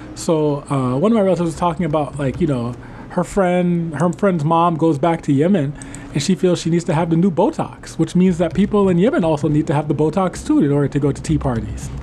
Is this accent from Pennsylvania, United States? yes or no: no; New Orleans, Louisiana, United States; coming from New Orleans